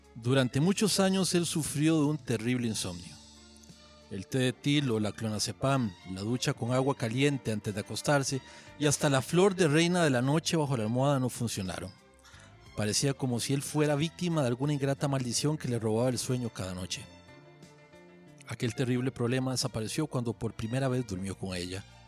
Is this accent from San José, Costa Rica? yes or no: no; Fraijanes, Alajuela, Costa Rica; also born or lived in San Rafael, Alajuela; soy de la montaña, yo soy de, de Freijanes. Nos fuimos a Freijanes cuando yo tenía como 8 años, vivía eh, viví ahí durante 30 y pico de años